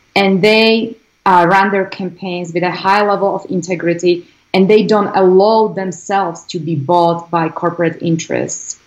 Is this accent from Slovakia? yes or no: yes; Slovakia; English is a second language; moved away as an adult; now in United States; I grew up in a, um, in Slovakia, former Eastern Bloc country.